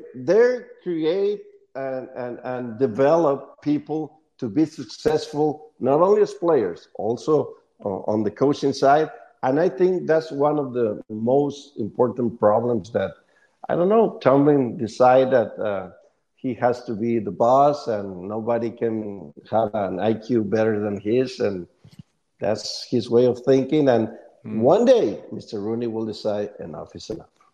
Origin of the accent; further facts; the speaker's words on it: Monterrey, Nuevo León, Mexico; English is a second language; in Monterey, my hometown